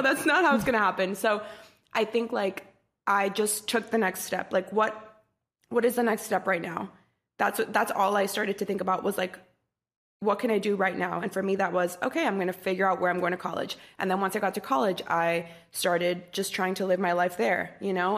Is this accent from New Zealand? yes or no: no; Costa Rica; moved away as an adult; also born or lived in Washington, D.C.; I grew up in Costa Rica, and I was born and raised there until I was eighteen, nineteen